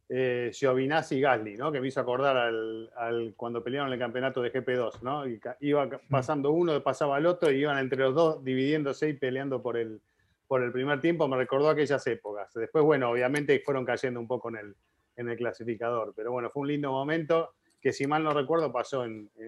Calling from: Mexico City, Mexico; Hola amigos de Fórmula Latina … de la Ciudad de México

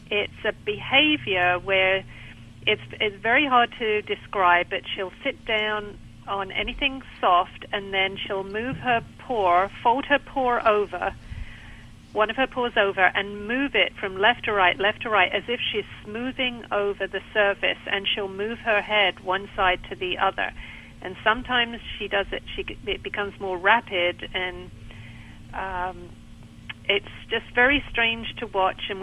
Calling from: Pinehurst, North Carolina, United States; I'm calling from uh, Pinehurst in North Carolina.

